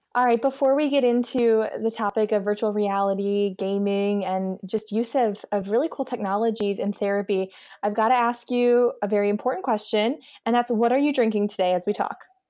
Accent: Eastern Pennsylvania, United States; also born or lived in Baltimore, Maryland; now in Midwest, United States; I'm from Eastern Pennsylvania

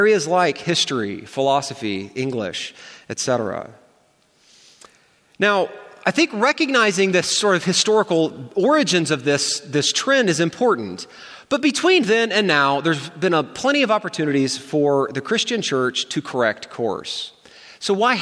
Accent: United States; as an American

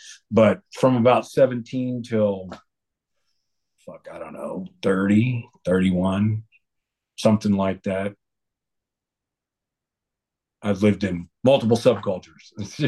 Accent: Parris Island, South Carolina, United States; born there; I was born on Paris Island.

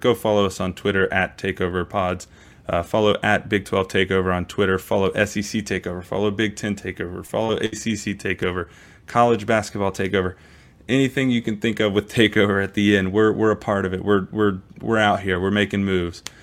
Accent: Maryland, United States; also born or lived in Texas; now in Kansas, United States; I grew up in Maryland. I played high school football in Texas

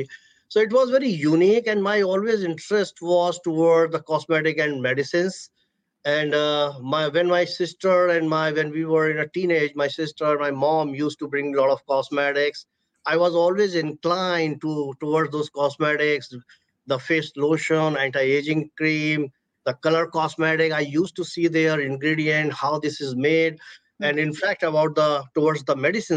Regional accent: Agra, Uttar Pradesh, India; moved away; I was born and brought up in India, the city everyone knows in the world. I was born in the city of Agra

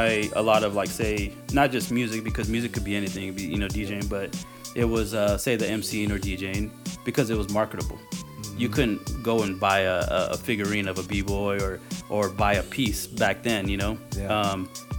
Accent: next to Walla Walla, the corner of Washington, United States; I'm from the corner of Washington

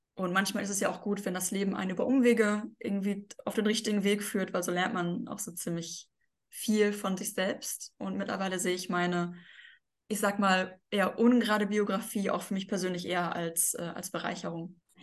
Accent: Bochum, North Rhine-Westphalia, Germany; in Bochum, das ist meine Heimatstadt, ähm, also da wohne ich auch

